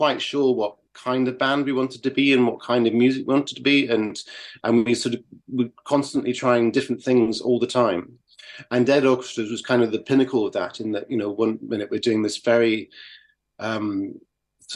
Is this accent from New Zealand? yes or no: no; Carlisle, North West England, United Kingdom; when I was growing up in Carlisle in the north of England